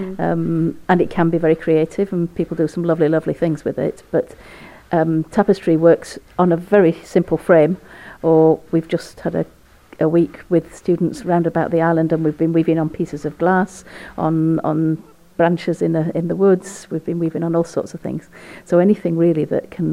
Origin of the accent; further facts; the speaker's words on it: Yorkshire and the Humber, United Kingdom; now in Orkney, United Kingdom; grew up in West Yorkshire, which is very much a textile area